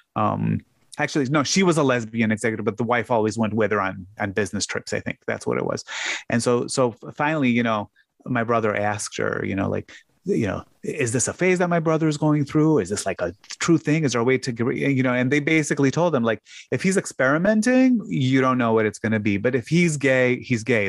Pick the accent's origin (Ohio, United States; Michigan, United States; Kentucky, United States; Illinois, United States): Illinois, United States; Chicago; moved away; also born or lived in Hammond, Indiana; the closest hospital to where I grew up was in Hammond. So I, I was really on the far, far, far south side of Chicago